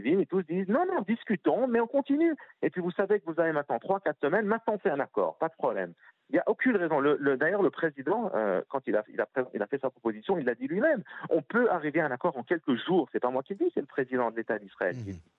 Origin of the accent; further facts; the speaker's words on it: Switzerland; je viens de Suisse